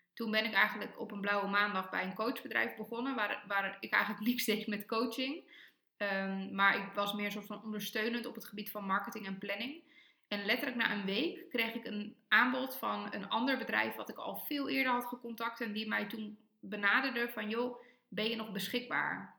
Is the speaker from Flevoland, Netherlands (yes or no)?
yes; Almere, Flevoland, Netherlands; moved away; En ik groeide op in Almere in een superfijne wijk dicht bij het bos